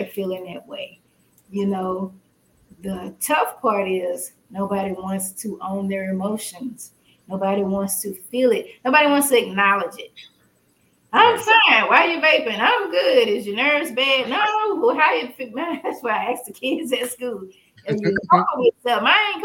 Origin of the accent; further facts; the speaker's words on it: Port Arthur, Texas, United States; I'm not from the hood. I'm from Port Arthur